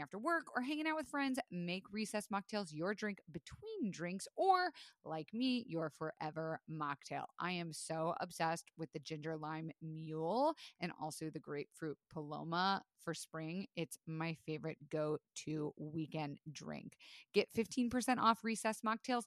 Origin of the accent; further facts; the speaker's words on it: Tampa, Florida, United States; I grew up in Tampa, Florida, middle class to upper class family